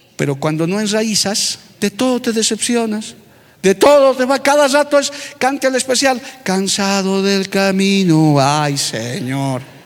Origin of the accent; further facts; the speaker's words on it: La Paz, Bolivia; en mi tierra paseña se dice, cuyu, duro, firme